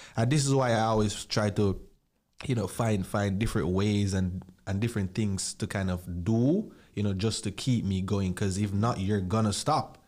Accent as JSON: {"language": "English", "country": "Jamaica", "tie": "born or raised there", "said": "growing up in Jamaica"}